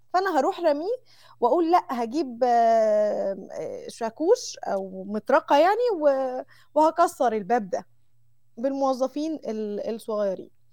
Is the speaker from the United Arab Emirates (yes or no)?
no; Mansoura, Dakahlia, Egypt; moved away as an adult; now in Saudi Arabia; عندنا في المنصوره